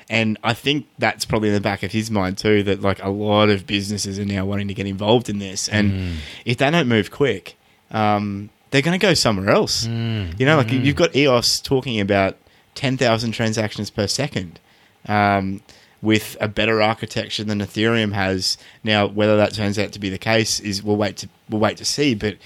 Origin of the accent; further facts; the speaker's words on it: Australia; As an Australian, like we're here in Australia